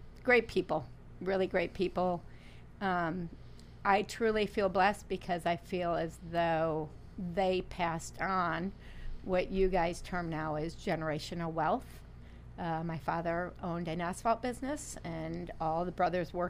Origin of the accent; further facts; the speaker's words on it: Toledo, Ohio, United States; I was born and raised in Toledo, Ohio